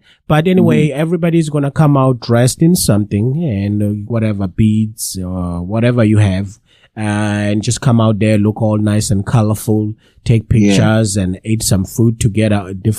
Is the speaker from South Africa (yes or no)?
yes; Zululand, KwaZulu-Natal, South Africa; we're from Zululand